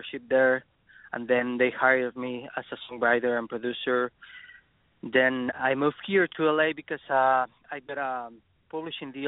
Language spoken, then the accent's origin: English; Mexico City, Mexico; English is a second language; moved away as an adult; now in Los Angeles, United States; I'm from Mexico City